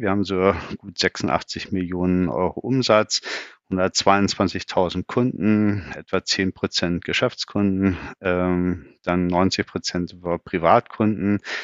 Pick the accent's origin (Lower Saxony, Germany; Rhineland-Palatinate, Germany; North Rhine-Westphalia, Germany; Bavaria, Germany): Lower Saxony, Germany; Bückeburg; geboren in Bückeburg